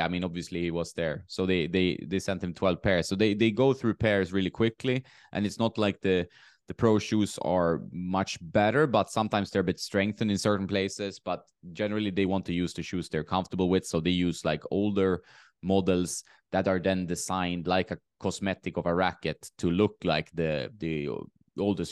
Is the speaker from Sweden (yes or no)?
yes; Sweden; moved away; also born or lived in Marbella; my hometown in sweden